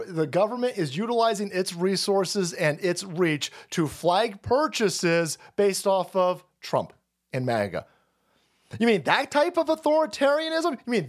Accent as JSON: {"language": "English", "country": "Canada", "said": "That's not on accident. I'm a Canadian. I endorse the message from Strickland."}